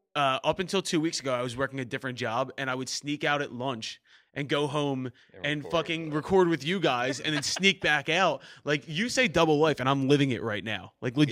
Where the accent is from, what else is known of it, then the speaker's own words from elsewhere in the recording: Philadelphia, Pennsylvania, United States; I'm from Philly